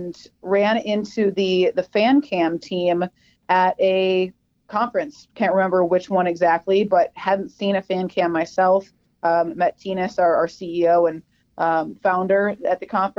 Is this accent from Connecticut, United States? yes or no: no; Minnesota, United States; I'm from Minnesota.